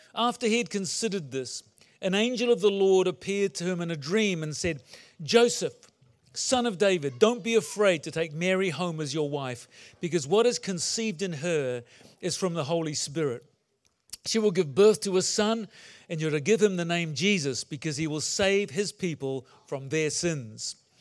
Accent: New Zealand; also born or lived in England; I was born in England and lived there till I was nine, then moved to New Zealand

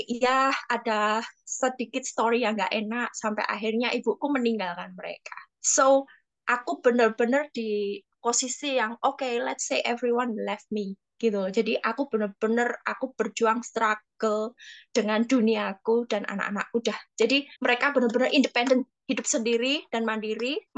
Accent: Java, Indonesia; accent: Javanese (medok); Kalau orang Jawa itu maaf ya, aku nggak, aku memang medok ini.

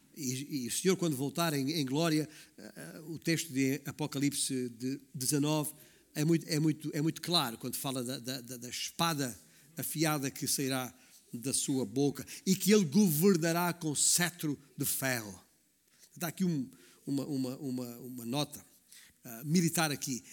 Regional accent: Baixo Alentejo, Portugal; a província onde eu, onde eu nasci, o Baixo Alentejo

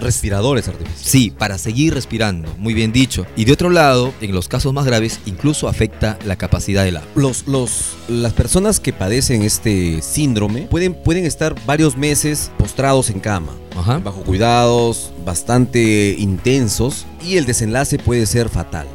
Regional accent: Peru

